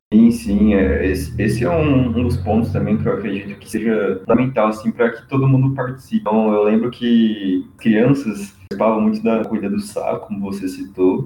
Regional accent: São José do Rio Preto, São Paulo, Brazil; also born or lived in Bauru; eu sou natural de São José do Rio Preto, São Paulo

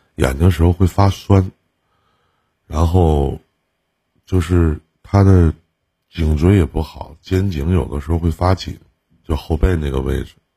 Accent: Northeast China, China; accent: Northeastern Mandarin; 我们东北话就有的时候也挺给

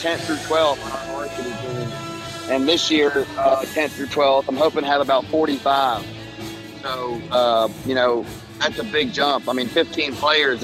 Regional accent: Birmingham, Alabama, United States; I'm from Birmingham. I went to John Carroll Catholic High School

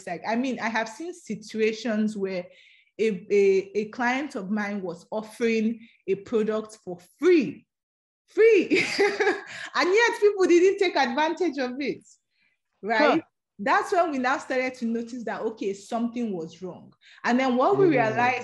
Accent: Edo, Nigeria; English is a second language; I'm from Edo State

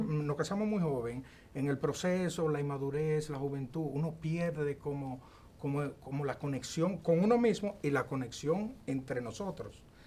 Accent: Bonao, Monseñor Nouel, Dominican Republic; yo soy de Bonao

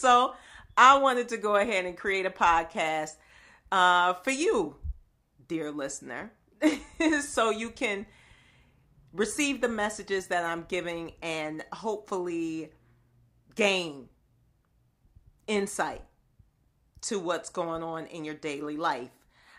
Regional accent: Buffalo, New York, United States; I grew up in the inner city. I grew up in Buffalo, New York, the second largest city in New York State.

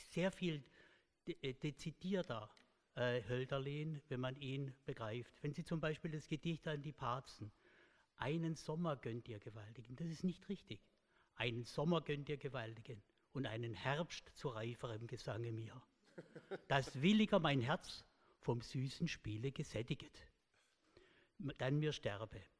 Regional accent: Baden-Württemberg, Germany; accent: Swabian; Sie erkennen da deutlich, ich bin Schwabe

